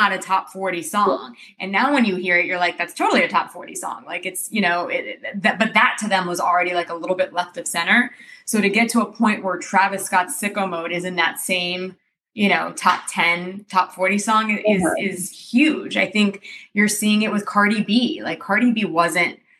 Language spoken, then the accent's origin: English; Romania; now in United States; we're from Romania, so I grew up traveling around Europe